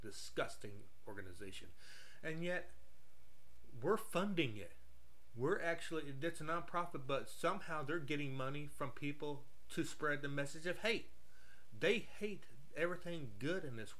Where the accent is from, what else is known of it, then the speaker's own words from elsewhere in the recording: United States; we as American people